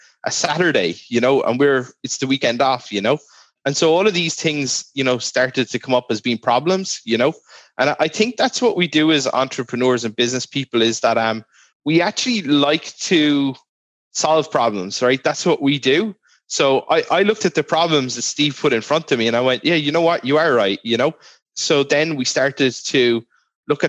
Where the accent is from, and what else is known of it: Ireland; born or raised there